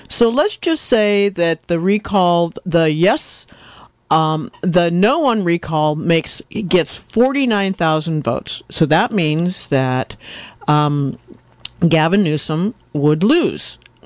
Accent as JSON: {"language": "English", "town": "Yorkville", "region": "California", "country": "United States", "said": "I'm from Yorkville"}